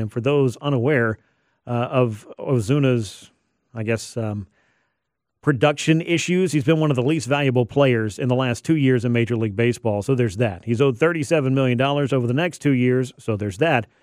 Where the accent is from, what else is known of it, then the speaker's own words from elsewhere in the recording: Georgia, United States; growing up a Braves fan. Well, yeah, I'm from Georgia